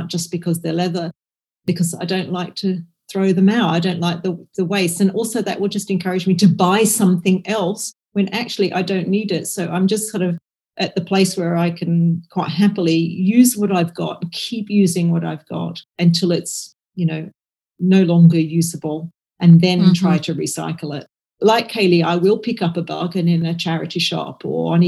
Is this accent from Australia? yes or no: yes; Australia; now in Scotland, United Kingdom; I grew up in Australia, so my family are in Australia, so I go back to Australia to see them